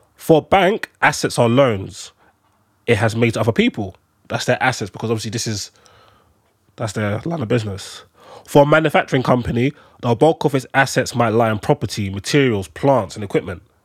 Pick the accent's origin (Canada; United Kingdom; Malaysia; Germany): United Kingdom; London; I'm, I'm a Londoner